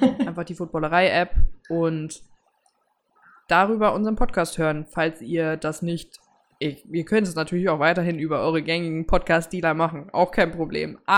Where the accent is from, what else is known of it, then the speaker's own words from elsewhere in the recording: Cologne, North Rhine-Westphalia, Germany; Ich bin als Kölnerin nach Düsseldorf zum Karneval Bayern gegangen.